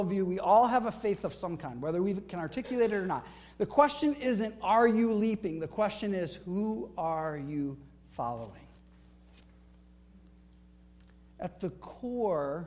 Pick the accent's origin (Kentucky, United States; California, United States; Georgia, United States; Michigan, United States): Michigan, United States; Flint; I grew up in Flint, Michigan